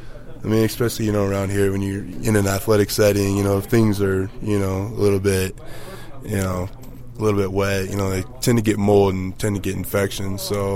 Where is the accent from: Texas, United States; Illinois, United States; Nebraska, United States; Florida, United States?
Nebraska, United States; Cozad; also born or lived in Houston; now in Denver, United States; A small town called Cozad, Nebraska.